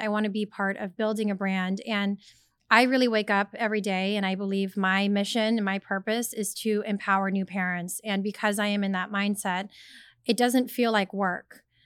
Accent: Sacramento, California, United States; I was born and raised in Sacramento, California

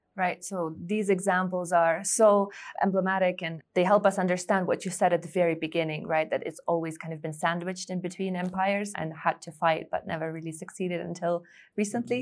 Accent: Ukraine; moved away; for me, after being born in an independent Ukraine

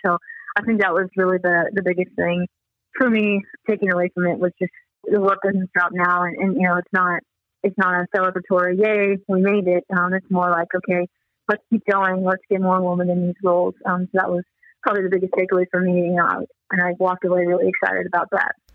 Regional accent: Des Moines, Iowa, United States; I grew up in Des Moines, Iowa

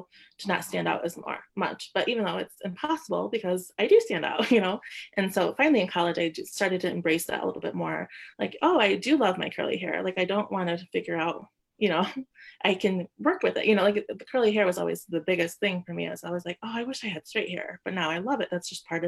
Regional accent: Lansing, Michigan, United States; also born or lived in Madison, Wisconsin; now in Grand Rapids, United States; I grew up in the Lansing area

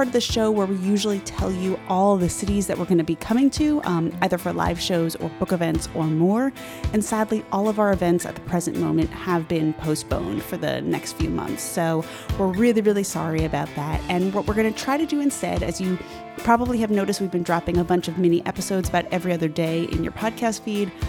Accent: Long Island, New York, United States; I'm from Long Island

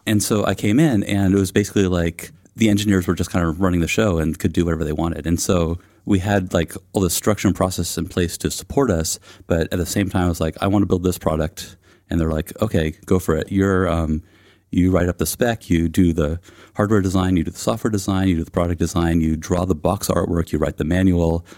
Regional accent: East Bay, California, United States; I grew up in the East Bay of California, and I've um, lived there kind of on and off my entire life

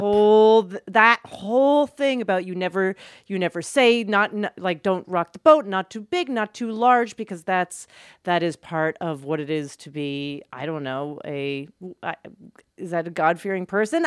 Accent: Calgary, Alberta, Canada; Jewish Israeli family and growing up in Calgary

